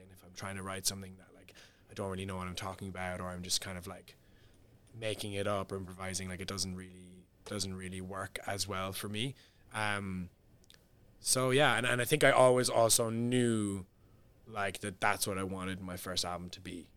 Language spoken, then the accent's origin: English; Cork, Munster, Ireland; moved away as an adult; also born or lived in London; my hometown is Cork